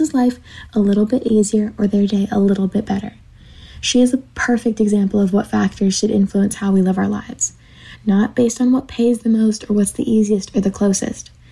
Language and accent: English; Savannah, Georgia, United States; I am from Savannah, Georgia